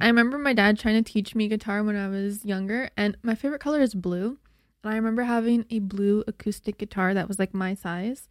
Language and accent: English; Slave Lake, Alberta, Canada; I was born in Slave Lake, Alberta, which is just three hours north of Edmonton. It's a really small town.